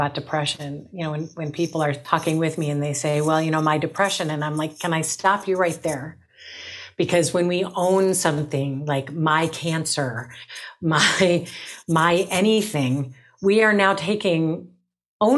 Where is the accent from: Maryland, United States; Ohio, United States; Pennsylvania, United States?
Ohio, United States; Cleveland; born and raised in Cleveland, Ohio